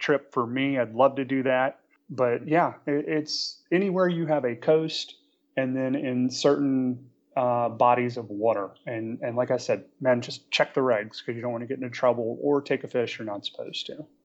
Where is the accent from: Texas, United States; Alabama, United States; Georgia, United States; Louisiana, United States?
Louisiana, United States; New Orleans; also born or lived in Charlotte, North Carolina; now in Marina del Rey, United States; I grew up in New Orleans